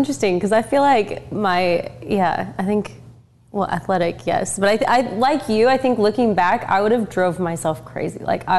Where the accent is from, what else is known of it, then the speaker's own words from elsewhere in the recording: United States; I'm like, but I'm American. I love talking.